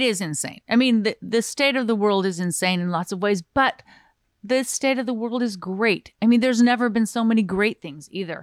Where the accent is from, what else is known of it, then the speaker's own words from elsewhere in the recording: Southern Utah, United States; also born or lived in Glendale, California / Hollywood, California / Southern California; half California, half Utah